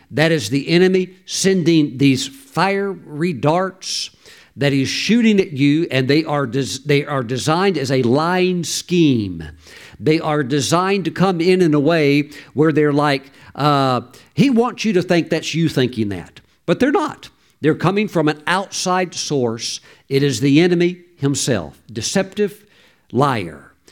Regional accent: Mississippi, United States; I grew up in Mississippi

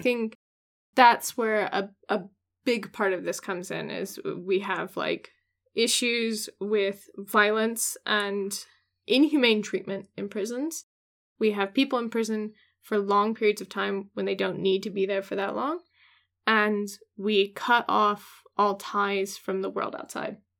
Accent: Washington, United States; my home state in Washington

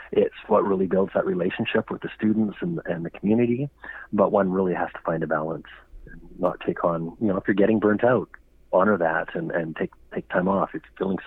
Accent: Alberta, Canada; Growing up in Alberta

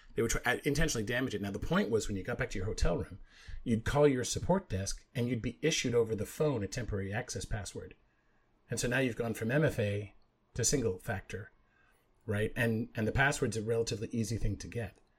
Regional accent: Canada; now in United States; I grew up in Canada

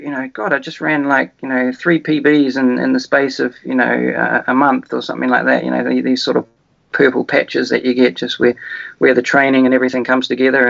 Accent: Wellington, New Zealand; moved away as an adult; also born or lived in Dolomites, Italy; now in Italy; when I grew up in New Zealand

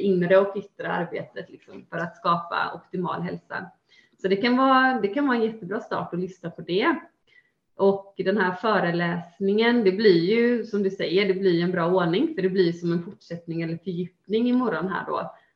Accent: Gothenburg, Västra Götaland, Sweden; till just Göteborg, ja. till mina hemtrakter

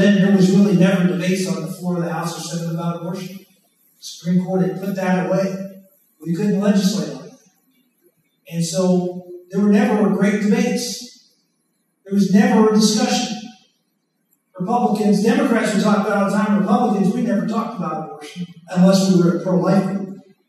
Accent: Pennsylvania, United States; I was from Pennsylvania. It was hard enough being a conservative, much less being an outspoken one on this controversial issue.

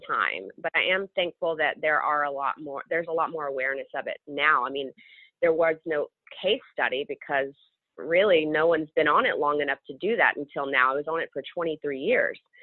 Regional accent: Memphis, Tennessee, United States; moved away as an adult; also born or lived in Manhattan, New York; now in New York, United States; growing up in Memphis was awesome. You know, the home of the blues

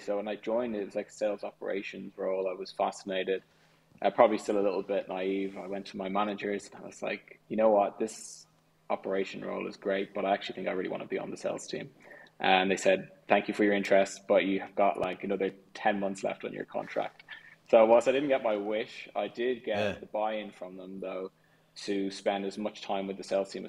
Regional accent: Clontarf, Leinster, Ireland; now in London, United Kingdom; I loved it there. I mean, I originally was in Griffith Avenue for about 12 years or so, and then we moved to Clontarf.

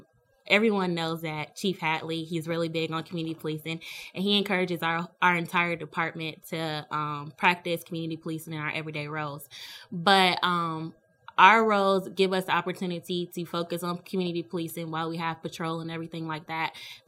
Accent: Hinesville, Georgia, United States; also born or lived in Petersburg, Virginia; I was born in Petersburg, Virginia, and grew up in Hinesville as a military brat.

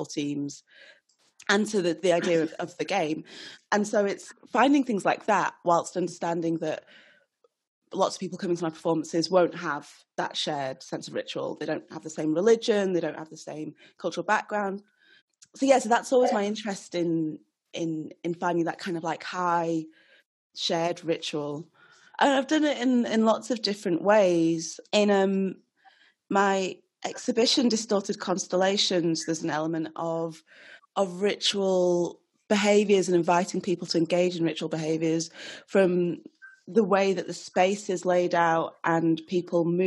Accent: Nigeria; I'm Nigerian

